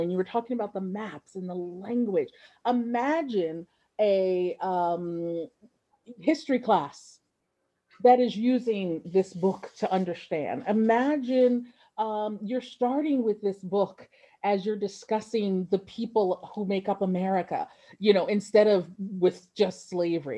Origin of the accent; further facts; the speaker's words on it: Ocean City, New Jersey, United States; I grew up in Ocean City, New Jersey